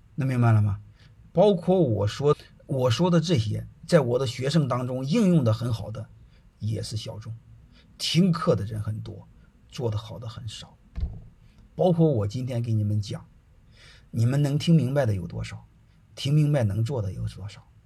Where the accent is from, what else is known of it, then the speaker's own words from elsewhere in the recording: China; 我们中国人